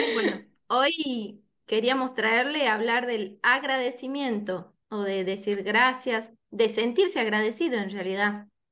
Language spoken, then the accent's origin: Spanish; Tucumán, Argentina; born or raised there